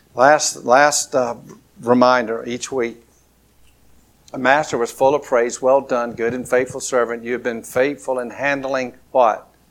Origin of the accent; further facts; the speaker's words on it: Lower Alabama, United States; accent: country drawl; I'm from L.A., Lower Alabama